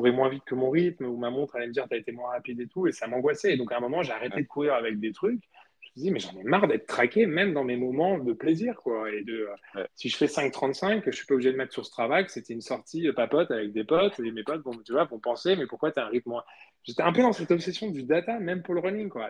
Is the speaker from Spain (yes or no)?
yes; Spain; moved away; moi j'ai grandi en Espagne